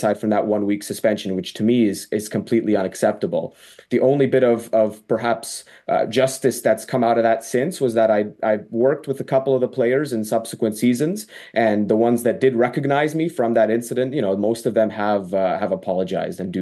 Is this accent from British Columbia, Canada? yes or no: no; York Region, Ontario, Canada; my hometown in York Region, Ontario